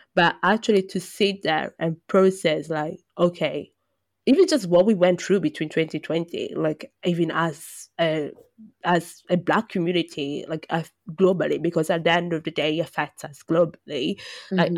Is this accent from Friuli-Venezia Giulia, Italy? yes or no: no; Brescia, Lombardy, Italy; moved away; I come from Brescia